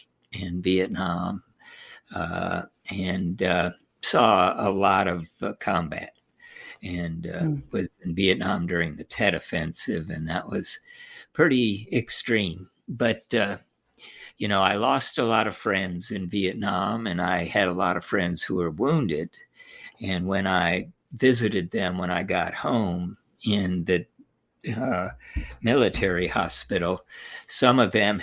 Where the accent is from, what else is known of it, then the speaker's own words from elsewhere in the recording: Holyoke, Massachusetts, United States; also born or lived in Tokyo, Japan; I was born in Tokyo, Japan. My father was in the military, served in Europe during World War II, then was on MacArthur's staff. And so moved to Holyoke, Massachusetts, and started school early